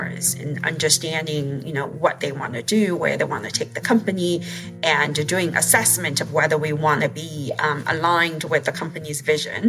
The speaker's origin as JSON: {"language": "English", "country": "China", "tie": "born or raised there", "moved": "as an adult", "said": "I grew up in China"}